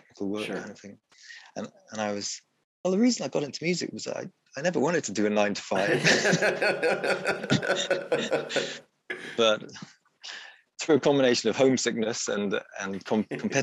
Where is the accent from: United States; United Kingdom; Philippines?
United Kingdom; Wales; also born or lived in Leeds; I'm from Wales, I'm from a small town in Wales